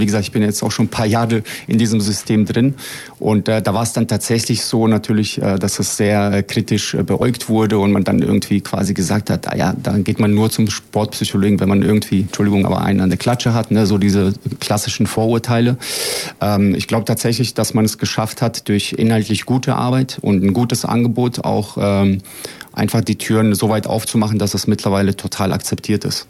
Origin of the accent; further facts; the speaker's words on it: Frankfurt, Hesse, Germany; also born or lived in Bosnia and Herzegovina; now in Braunschweig, Germany; als ich nach Deutschland kam mit sieben Jahren. Ähm, habe mich dann durchaus tatsächlich auch äh, hochgespielt, sage ich mal, bis zum äh, NLZ vom FSV Frankfurt. Das ist der zweitgrößte Verein in, in Frankfurt, wo ich aufgewachsen bin